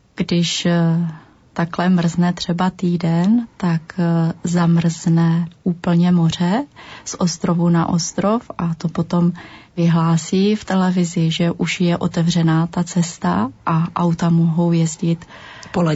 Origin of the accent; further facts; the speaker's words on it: Czechia; moved away as an adult; also born or lived in Estonia; jsme přece jenom z Čech